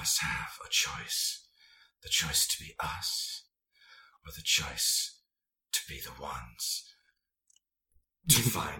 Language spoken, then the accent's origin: English; Northern Virginia, United States; I'm from Northern Virginia.